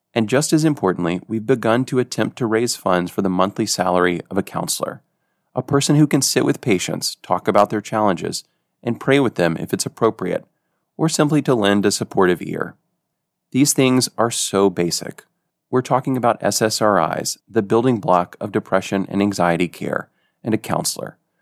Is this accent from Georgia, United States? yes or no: yes; Georgia, United States; moved away; also born or lived in Haiti; My home state of Georgia